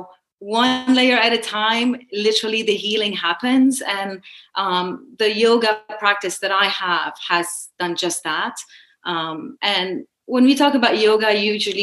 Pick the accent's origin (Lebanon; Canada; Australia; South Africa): Lebanon; moved away as an adult; also born or lived in Baltimore / Washington, D.C.; now in United States; I'm a Lebanese American. I was born in Lebanon. I was there throughout my childhood